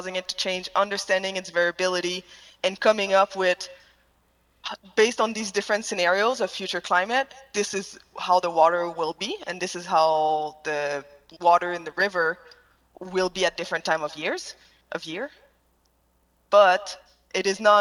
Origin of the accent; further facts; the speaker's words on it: Quebec, Canada; English is a second language; moved away as an adult; also born or lived in Canadian Rockies; I grew up in Quebec.